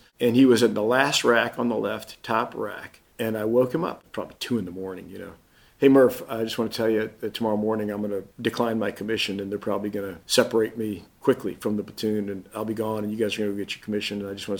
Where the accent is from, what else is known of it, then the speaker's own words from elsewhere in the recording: Fort Polk, Louisiana, United States; born there; even though I was born in Fort Polk, Louisiana. My dad was in the Army.